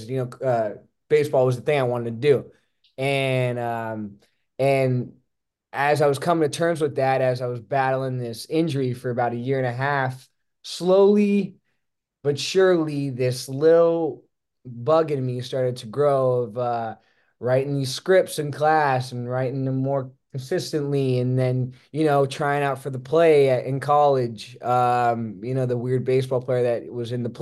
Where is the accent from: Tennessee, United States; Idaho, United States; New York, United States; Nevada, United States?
Nevada, United States; Las Vegas; moved away as an adult; also born or lived in Santa Barbara, California; now in Los Angeles, United States; I was born and raised in Las Vegas, Nevada